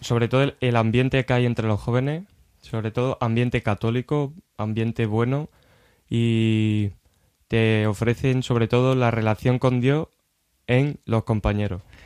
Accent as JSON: {"language": "Spanish", "town": "Baeza", "region": "Andalusia", "country": "Spain", "also_born_or_lived": "Cantabria", "moved": "yes", "said": "soy de, Jaén, Andalucía, de un pueblo llamado Baeza, Patrimonio de la Humanidad"}